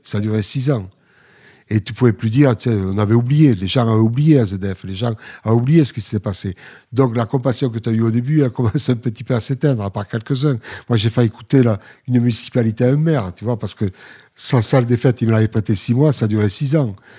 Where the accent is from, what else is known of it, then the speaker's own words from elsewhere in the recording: Villefranche-de-Lauragais, Occitania, France; Moi, je viens de Villefranche sur l'Oraguette, une ville de rugby